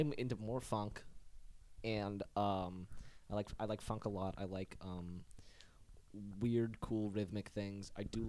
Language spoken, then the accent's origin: English; New England, United States; So, Tony, we're from New England.